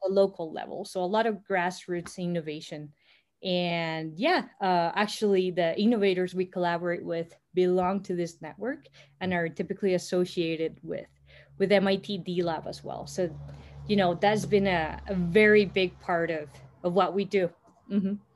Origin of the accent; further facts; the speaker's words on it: Costa Rica; I am Costa Rican, born and raised in Costa Rica